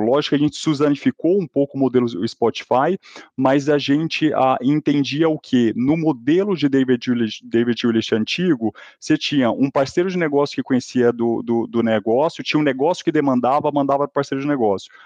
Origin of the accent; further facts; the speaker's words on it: Goiás, Brazil; accent: goiano-mineiro; Mas ainda sou de Goiás, gente. Vocês vão ver o sotaque meio goiano-mineiro falando aqui nesse podcast.